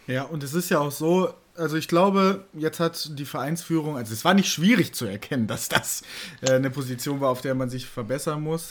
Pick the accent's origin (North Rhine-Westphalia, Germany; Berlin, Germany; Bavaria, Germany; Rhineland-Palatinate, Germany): North Rhine-Westphalia, Germany; Bielefeld area; Bielefeld, ähm, äh, meine, also ich, ich komme ja aus der Ecke